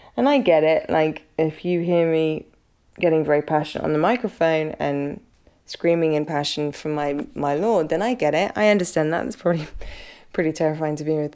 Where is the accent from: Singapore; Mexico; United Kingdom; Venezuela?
United Kingdom; I'm British.